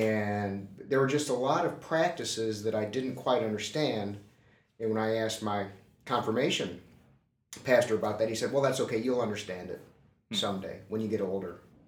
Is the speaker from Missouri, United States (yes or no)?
yes; St. Louis, Missouri, United States; I grew up in the Lutheran Church, Missouri Synod, in St.